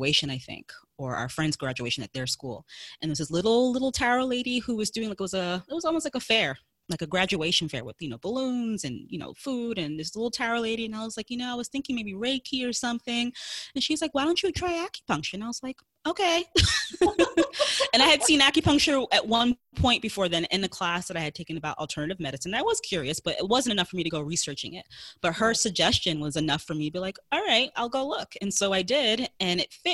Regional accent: New York City, New York, United States; I am in New York City. Yep, born and raised

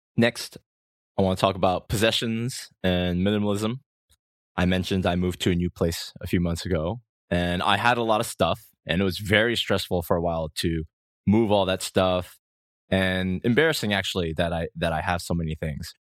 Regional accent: Rhode Island, United States; moved away as an adult; now in South Korea; my hometown in Rhode Island, U S

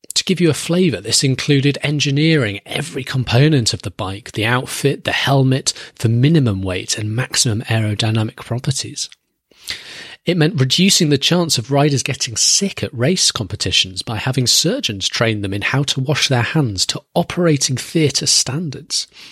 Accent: United Kingdom; my home country, Great Britain

